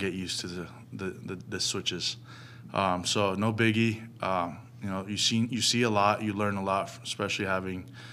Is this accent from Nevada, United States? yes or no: yes; Las Vegas, Nevada, United States; also born or lived in New York; now in Phoenix, United States; I'm definitely a Deseret at heart because I grew up in Vegas